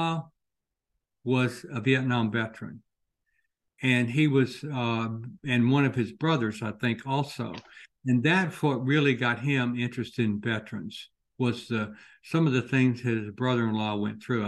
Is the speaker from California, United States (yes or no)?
no; Commerce, Georgia, United States; moved away; going home to my hometown of Commerce, Georgia